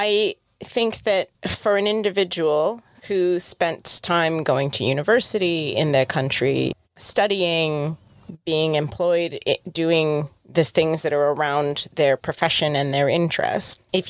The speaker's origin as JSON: {"language": "English", "country": "United Kingdom", "said": "As a British person."}